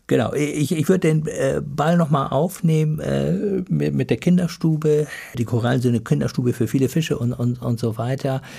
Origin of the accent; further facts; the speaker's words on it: Germany; Wir als Deutsche